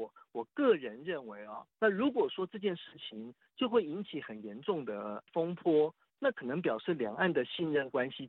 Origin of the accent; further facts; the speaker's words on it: Taiwan; 我们在大陆啊，然后我们是台湾人啊。